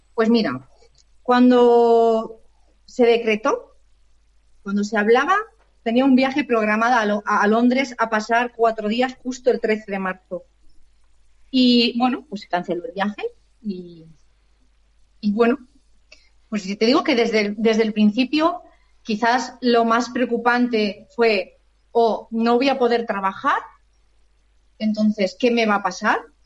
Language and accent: Spanish; Alicante, Valencian Community, Spain; nací en Alicante y mi familia también es de aquí en Alicante. Y y llevo aquí viviendo